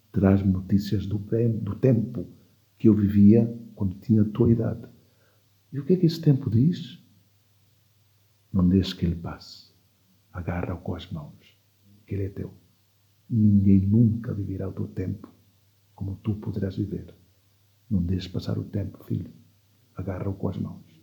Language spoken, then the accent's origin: Portuguese; Equatorial Guinea; born there; os meus pais é que são de lá, eu nasci em Guiné Equatorial.